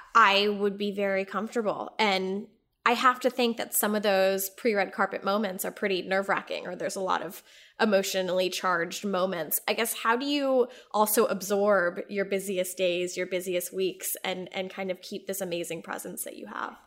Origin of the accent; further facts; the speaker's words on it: Texas, United States; I grew up in Texas